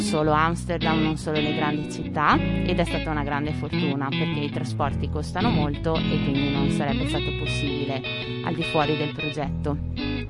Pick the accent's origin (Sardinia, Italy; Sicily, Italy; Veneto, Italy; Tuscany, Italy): Veneto, Italy; Sedico; moved away as an adult; also born or lived in Netherlands; nata e cresciuta a Sedico, la grande città nel Bellunese